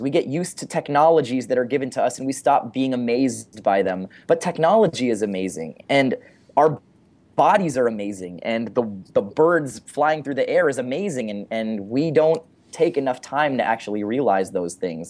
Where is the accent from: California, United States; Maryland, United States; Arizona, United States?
California, United States; San Francisco; I'm from San Francisco